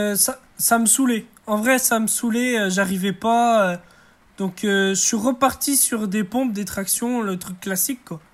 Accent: Brest, Brittany, France; also born or lived in Martinique; Je viens de Brest, d'origine martinique, mais je vis à Brest.

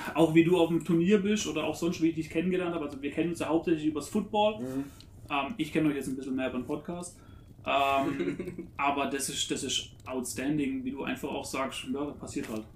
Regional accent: a village near Karlsruhe, Baden-Württemberg, Germany; ich bin ja auch im Dorf aufgewachsen. Und ich habe aber immer den, den, Bezug nach Karlsruhe gehabt

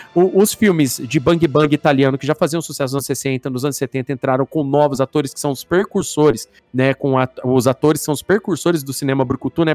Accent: Brazil; nós brasileiros

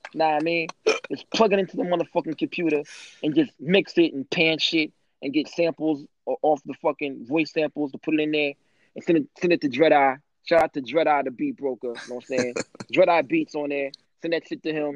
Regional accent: St. Louis, Missouri, United States; I'm from the St. Louis area.

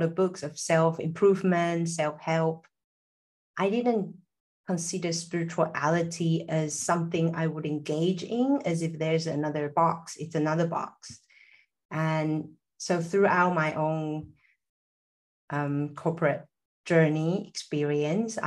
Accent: Taiwan; moved away; also born or lived in Silicon Valley; I'm originally from Taiwan. I was born into like a mixture of Taiwanese, Chinese

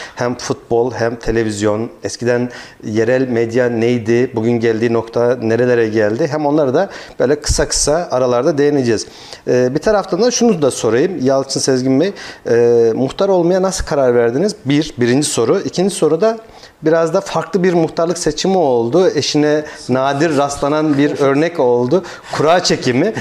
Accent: Kayseri Province, Turkey; Şahsım adına bir Kayserili olarak, Kayseri'nin yerlisi olarak

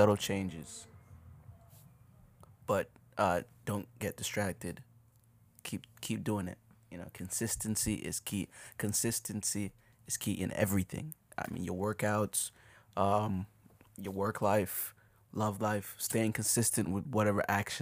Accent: Jamaica; moved away; There are times as a Jamaican, I would just not say that I'm Jamaican

